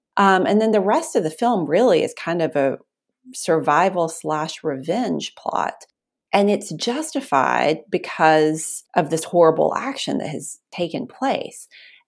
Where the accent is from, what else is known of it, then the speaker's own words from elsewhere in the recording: Asheville, North Carolina, United States; moved away as an adult; also born or lived in Boston; I moved to Boston after grad school, and saying that I was from Appalachia, and someone did the and I was like, what? Like, I'm from Asheville.